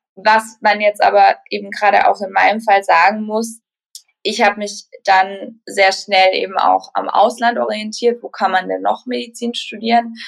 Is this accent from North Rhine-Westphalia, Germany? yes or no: no; Baden-Württemberg, Germany; also ich komme aus Baden-Württemberg